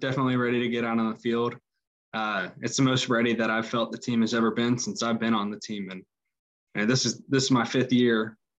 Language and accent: English; Magnolia, Texas, United States; moved away; the Magnolia where I'm from, it's about an hour north of Houston and probably 45 minutes from College Station.